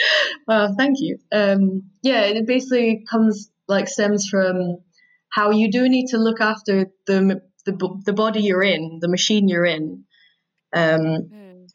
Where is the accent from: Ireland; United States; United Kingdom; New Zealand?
United Kingdom; Scotland; I'm from Scotland. I'm very proud to be from Scotland, as I think many Scottish people are